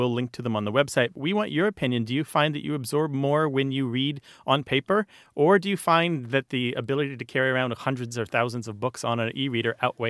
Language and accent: English; United States; I'm an American.